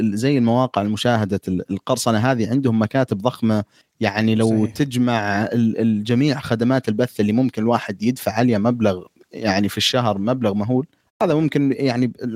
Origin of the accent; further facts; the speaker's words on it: Saudi Arabia; احنا سعوديين